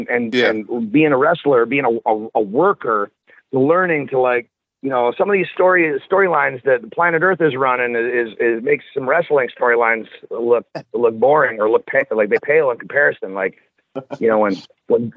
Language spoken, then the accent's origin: English; Orangeville, Ontario, Canada; born or raised there; now in Las Vegas, United States